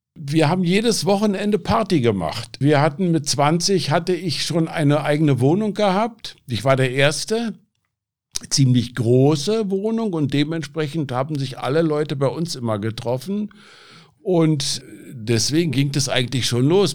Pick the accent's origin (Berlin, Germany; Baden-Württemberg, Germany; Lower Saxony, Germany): Berlin, Germany; now in Aachen, Germany; Ja, also ich bin in Berlin groß geworden. Ich bin mit elf Jahren nach Berlin gekommen